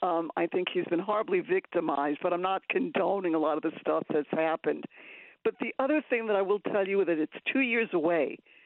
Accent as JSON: {"language": "English", "town": "New York City", "region": "New York", "country": "United States", "said": "I come from Queens, actually from his area."}